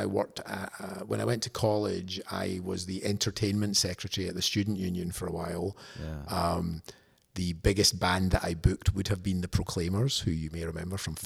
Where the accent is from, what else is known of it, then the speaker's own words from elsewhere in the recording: Glasgow, Scotland, United Kingdom; moved away as an adult; now in United States; I'm from Glasgow